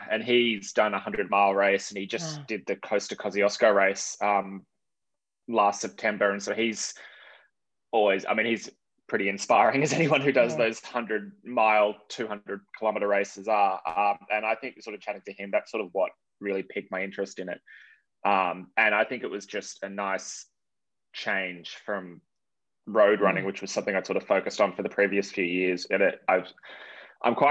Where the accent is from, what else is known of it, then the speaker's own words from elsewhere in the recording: Sydney, New South Wales, Australia; I grew up in Sydney